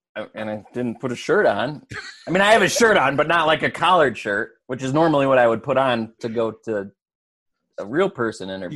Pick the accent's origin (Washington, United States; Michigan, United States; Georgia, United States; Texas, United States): Michigan, United States; West; growing up in West Michigan